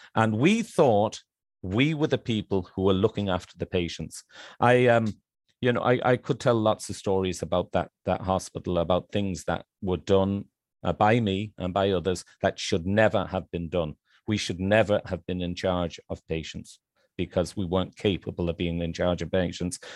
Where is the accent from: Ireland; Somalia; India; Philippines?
Ireland; moved away as an adult; also born or lived in Manchester, England / Ballymahon, County Longford, Ireland; now in Thailand; I'm an Irishman, but I'm kind of a half-Irishman, of Irish parents.